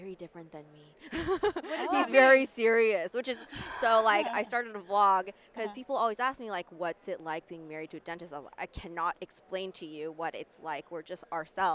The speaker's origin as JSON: {"language": "English", "region": "Northern California", "country": "United States", "tie": "born or raised there", "also_born_or_lived": "New York", "moved": "as an adult", "said": "I grew up in NorCal. I'm from Northern California"}